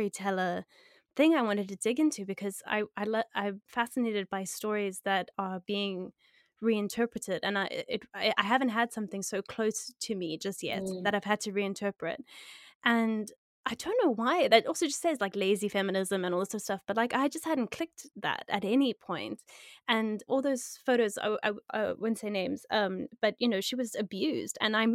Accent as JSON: {"language": "English", "country": "South Africa", "tie": "born or raised there", "said": "I grew up in South Africa"}